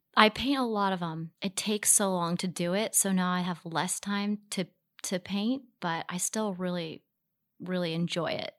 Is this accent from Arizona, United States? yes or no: no; Baltimore, Maryland, United States; now in New York, United States; we grew up in Baltimore City